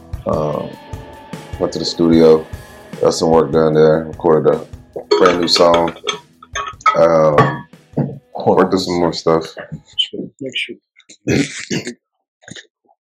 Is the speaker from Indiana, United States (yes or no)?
no; Pegram, Tennessee, United States; also born or lived in Nashville, Tennessee; I'm from Pegram, Tennessee, originally. By the way of Nashville, Tennessee. So, you know, raised in the country